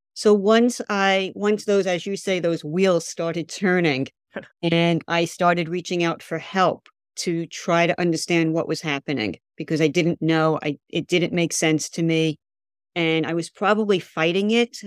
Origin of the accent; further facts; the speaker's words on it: New York, United States; being a New Yorker